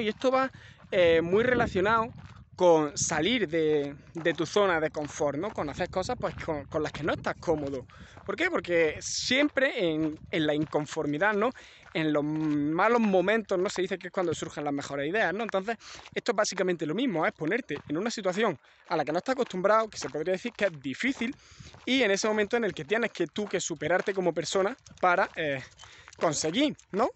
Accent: Andalusia, Spain; soy andaluz

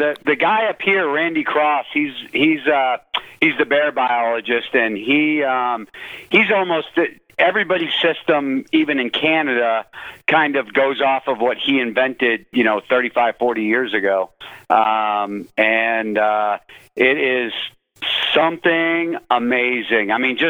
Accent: North Conway, New Hampshire, United States; born there; I was born in North Conway, right by the White Mountains.

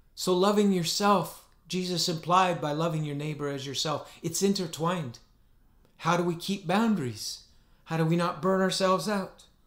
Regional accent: northern Alberta, Canada; my hometown in northern Alberta

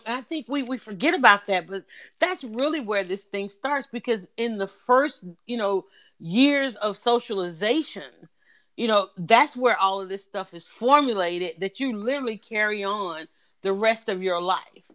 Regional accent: United States; we as American people

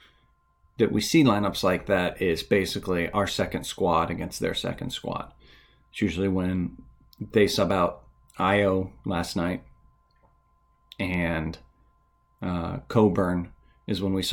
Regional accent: the South, United States; I'm from the South, so we say bless your heart.

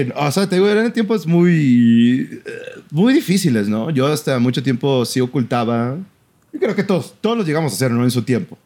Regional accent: Mexico; fue en una escuela ah, de donde yo soy originario, ¿no? De mi ciudad, de, mi ciudad natal.

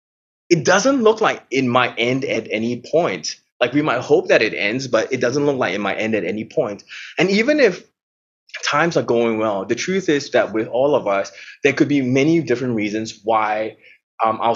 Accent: Singapore; now in Melbourne, Australia; I'm from Singapore

